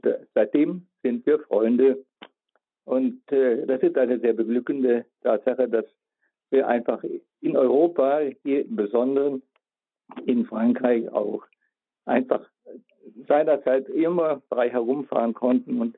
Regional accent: North Bohemia, near Reichenberg, Liberec Region, Czechia; now in Würzburg, Germany; ich bin Jahrgang 1941 geboren in Nordböhmen so wie Herr Posselt auch, äh, in der Nähe von Reichenberg, heute Liberec.

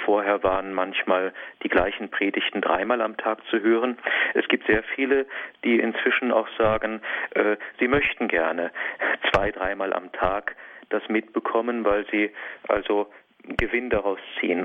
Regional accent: Diocese of Feldkirch, Vorarlberg, Austria; moved away as an adult; Ich bin ja ursprünglich aus der Diözese Feldkirch kommend

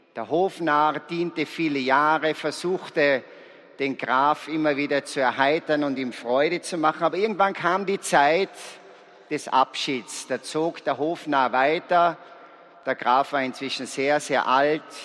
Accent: Salzburg, Austria; Ich bin ein Salzburger, ich komme aus einem sehr gesegneten Elternhaus

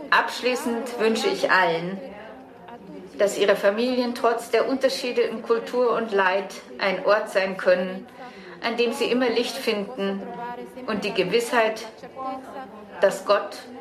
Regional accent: Casablanca, Casablanca-Settat, Morocco; Ich bin Marokkanerin aus Casablanca und muslimischen

